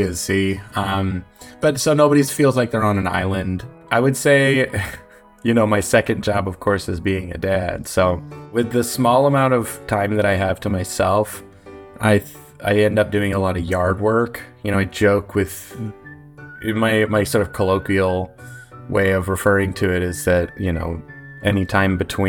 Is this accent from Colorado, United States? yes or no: no; Boston, Massachusetts, United States; moved away as an adult; now in Portland, United States; I'm from the Boston area, and I love it here